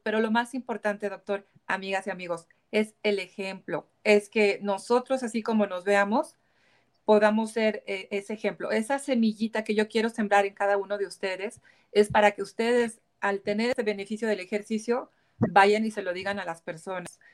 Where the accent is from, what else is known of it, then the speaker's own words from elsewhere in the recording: Mexico; como mexicana